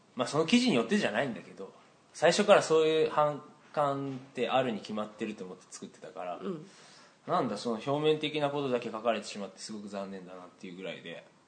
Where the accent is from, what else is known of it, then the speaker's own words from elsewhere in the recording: Hiroshima, Japan; 俺広島ですけど